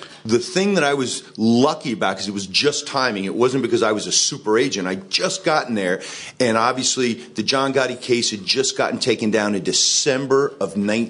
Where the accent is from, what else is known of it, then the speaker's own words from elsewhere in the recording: Deep South, United States; now in New York, United States; I mean, I grew up in the Deep South. You can't tell from my accent because I spent most of my life in New York and working in New York City.